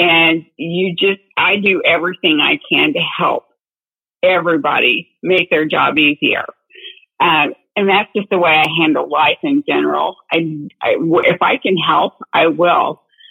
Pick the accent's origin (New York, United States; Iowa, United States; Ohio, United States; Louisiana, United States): Ohio, United States; Dayton; now in San Diego County, United States; I'm from Dayton, Ohio, between Dayton and Cincinnati area in the Midwest